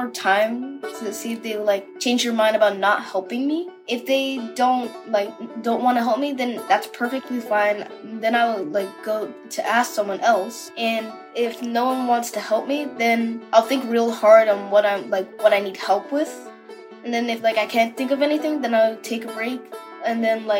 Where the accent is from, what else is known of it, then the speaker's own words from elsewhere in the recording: New York, United States; My age is 12 years old and I'm from New York in the USA.